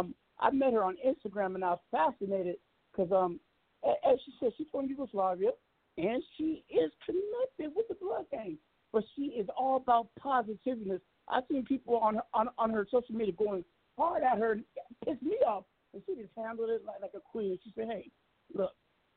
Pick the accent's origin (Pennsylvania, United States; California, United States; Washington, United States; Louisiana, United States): Washington, United States; Seattle; I was watching this act from Seattle, where I'm originally from